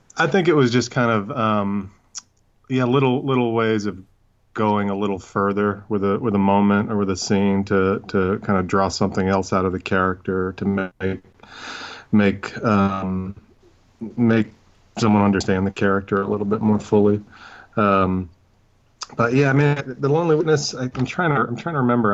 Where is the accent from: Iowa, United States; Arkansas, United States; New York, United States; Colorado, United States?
New York, United States; New York City; when I was growing up, I mean, in, in Brooklyn in, uh, the eighties and nineties